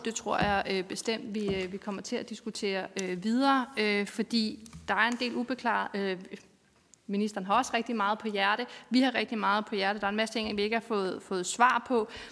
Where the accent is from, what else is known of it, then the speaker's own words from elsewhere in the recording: North Zealand, Capital Region of Denmark, Denmark; men jeg er fra Nordsjælland